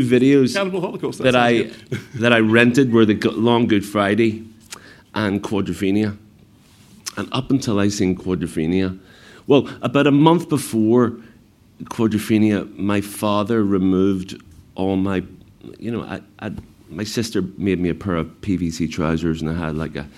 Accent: Belfast, Northern Ireland, United Kingdom; growing up in Belfast in the 70s, most of the time you just weren't allowed out

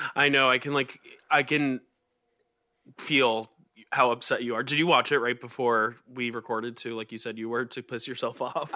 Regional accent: West Chester, Pennsylvania, United States; born or raised there; moved away

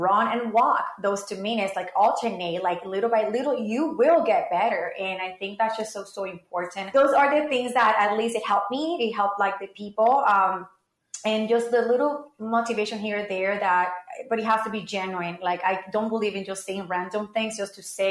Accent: Puerto Rico; growing up in Puerto Rico

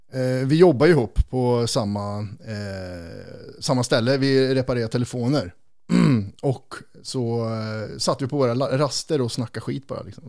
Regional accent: Kristinehamn, Värmland, Sweden; moved away; när man flyttar från Kristinehamn, där vi kommer ifrån

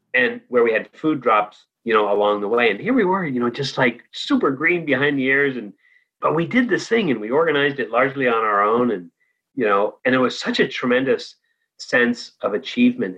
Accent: Danville, California, United States; moved away as an adult; also born or lived in Santa Barbara / France / Nepal; I grew up in the East Bay, San Francisco Bay Area, in Danville

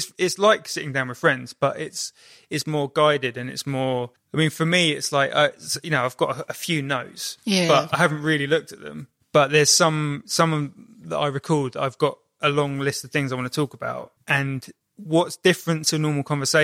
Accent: Kingston upon Thames, London, United Kingdom; moved away; also born or lived in Brighton; growing up in Kingston upon Thames

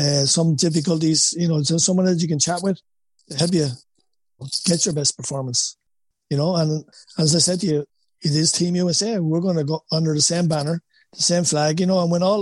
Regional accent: Wexford, Leinster, Ireland; accent: Wexford; moved away as an adult; now in United States; my Wexford accent

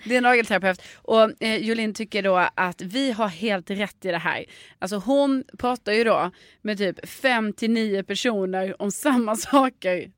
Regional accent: Stockholm, Stockholm County, Sweden; som barn i Stockholm

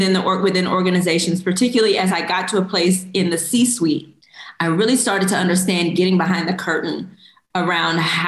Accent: Houston, Texas, United States; also born or lived in Korea; I grew up in Houston, Texas

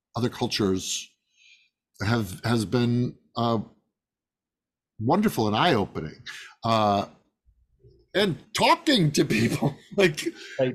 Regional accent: Midwest, United States; I was born in the Midwest to uh, middle

